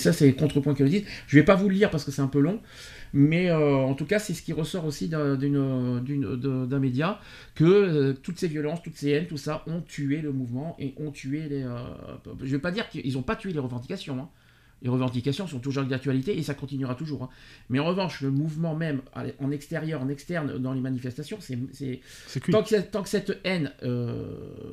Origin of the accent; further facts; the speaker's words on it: France; on est, on est français, on n'est pas Gaulois.